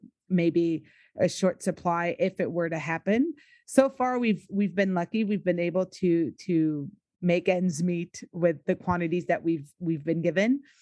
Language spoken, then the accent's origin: English; United States; now in Quebec, Canada; I grew up in the States